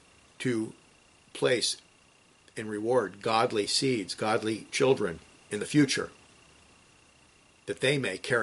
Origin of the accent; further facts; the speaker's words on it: West Coast, United States; When I was young, I was raised on the West Coast.